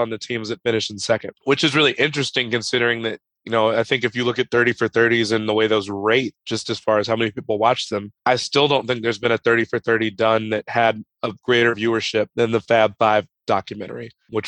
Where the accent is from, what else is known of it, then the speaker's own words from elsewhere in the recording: Chicago, Illinois, United States; as a Chicagoan